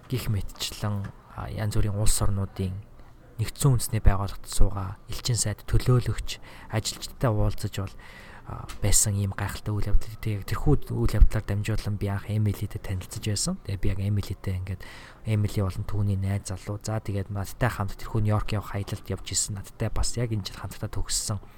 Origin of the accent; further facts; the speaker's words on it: Mongolia; moved away as an adult; now in Minnesota, United States; эх орондоо очиж байгаа юм